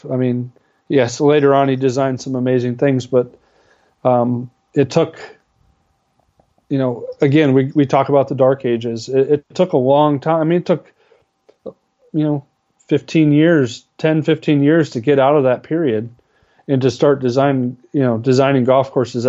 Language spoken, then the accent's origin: English; Wisconsin, United States; I'm from Wisconsin